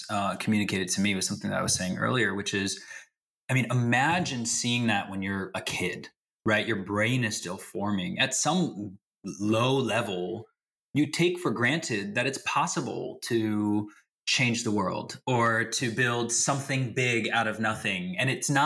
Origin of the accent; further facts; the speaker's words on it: the Bay Area, California, United States; I grew up here in the Bay and I'm still here